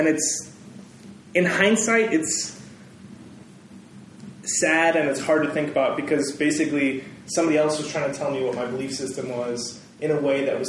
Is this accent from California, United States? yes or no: yes; California, United States; I grew up here in Northern California the whole time. We moved around every two and a half years.